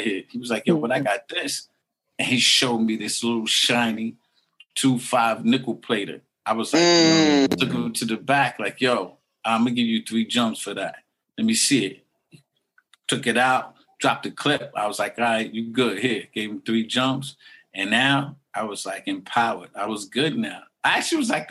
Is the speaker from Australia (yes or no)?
no; New York City, New York, United States; I'm from Murdoch O'Connell Park. They call it Northside Queens